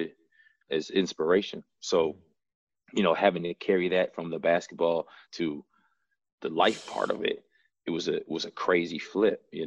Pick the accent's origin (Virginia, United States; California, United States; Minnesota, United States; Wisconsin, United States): Wisconsin, United States; Madison; also born or lived in San Antonio, Texas; I was born in San Antonio, but I've been in Madison. I grew up in Madison, was raised in Madison